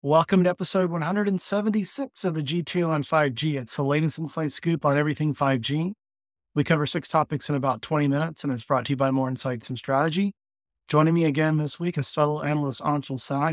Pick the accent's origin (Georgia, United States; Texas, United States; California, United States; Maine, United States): Texas, United States; Austin; also born or lived in Bastrop, Texas; I'm from Austin. Um, I grew up in Austin.